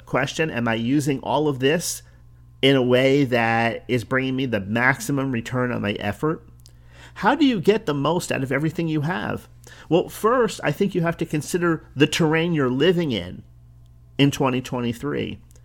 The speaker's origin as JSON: {"language": "English", "region": "New Jersey", "country": "United States", "accent": "New Jersey", "said": "my New Jersey accent"}